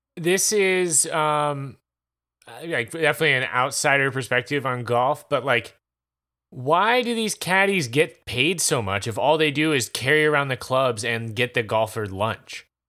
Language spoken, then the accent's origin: English; Easley, South Carolina, United States; also born or lived in Powdersville, South Carolina; It's in Powdersville, South Carolina, uh, which is basically my hometown. I'm from Easley, but Powdersville and Easley are basically the same place